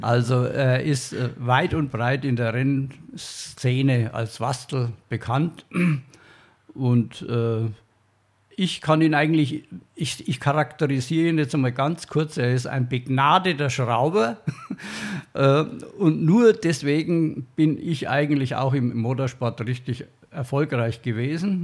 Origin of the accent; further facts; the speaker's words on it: Franconia, Bavaria, Germany; Als Franke